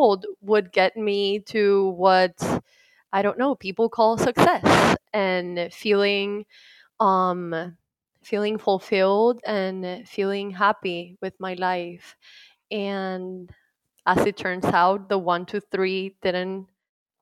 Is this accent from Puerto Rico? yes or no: yes; Puerto Rico; moved away as an adult; now in Dallas, United States; I was born and raised in Puerto Rico